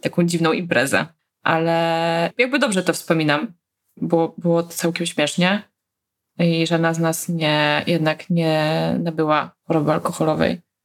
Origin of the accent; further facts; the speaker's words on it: Poland; dorastałyśmy w tym kraju